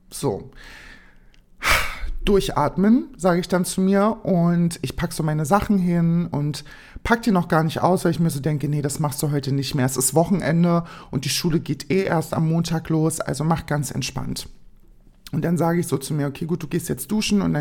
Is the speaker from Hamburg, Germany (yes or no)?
no; Berlin, Germany; Ich sag, ich bin aus Berlin.